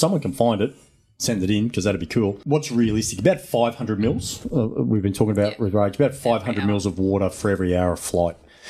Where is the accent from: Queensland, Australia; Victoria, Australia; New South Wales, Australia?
Queensland, Australia; Chinchilla; I'm from Chinchilla, Western Queensland